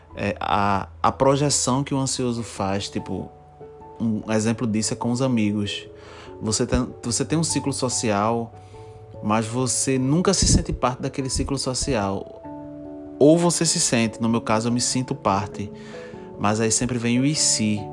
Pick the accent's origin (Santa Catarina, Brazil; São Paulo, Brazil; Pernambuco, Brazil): Pernambuco, Brazil; Recife; eu sou de Recife, sou de Pernambuco, né? Eu sou pernambucano e minha cidade é Recife.